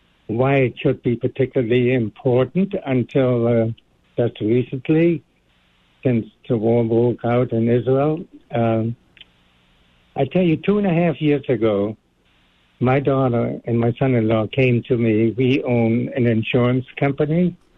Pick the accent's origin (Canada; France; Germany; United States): Germany; Dresden, Saxony; born there; also born or lived in Austria; Well, my life started on June the 15th, 1932, and I was born in Dresden, Germany. Although at the time, my family lived in Austria, right outside of Vienna.